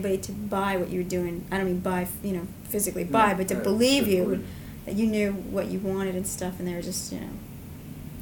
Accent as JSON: {"language": "English", "area": "Long Island", "region": "New York", "country": "United States", "tie": "born or raised there", "also_born_or_lived": "Manhattan", "said": "I grew up on Long Island and came from a very small town"}